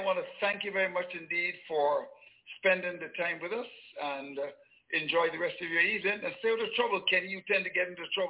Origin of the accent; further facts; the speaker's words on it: Bayfield, Saint Philip, Barbados; I remember as a boy growing up in Bayfield